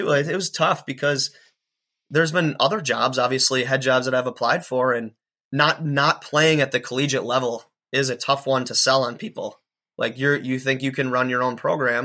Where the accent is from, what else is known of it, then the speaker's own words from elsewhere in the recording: Watertown, Wisconsin, United States; a Watertown, Wisconsin guy, which is my hometown as well